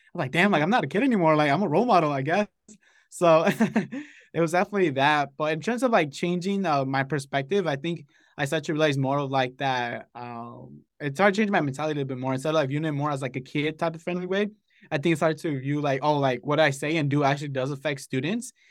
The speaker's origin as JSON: {"language": "English", "town": "Los Angeles", "region": "California", "country": "United States", "tie": "born or raised there", "moved": "as an adult", "lives_now": "Santa Barbara, United States", "said": "I grew up in Los Angeles"}